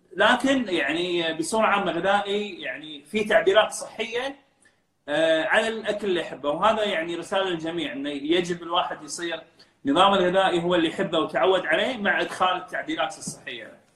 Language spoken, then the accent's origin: Arabic; Kuwait; also born or lived in Dublin, Ireland; احنا كخليجيين